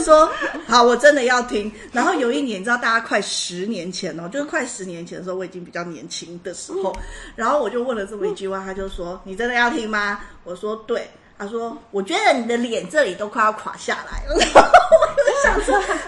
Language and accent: Chinese; Taiwan; 我一个台湾人